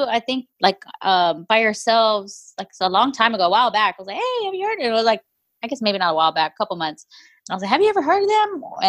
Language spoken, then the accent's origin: English; Houston, Texas, United States; I'm from Houston